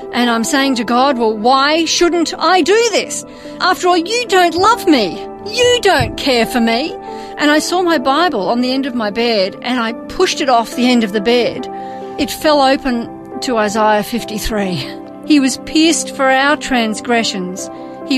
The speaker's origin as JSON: {"language": "English", "town": "Melbourne", "region": "Victoria", "country": "Australia", "tie": "born or raised there", "said": "I was born and raised in Melbourne"}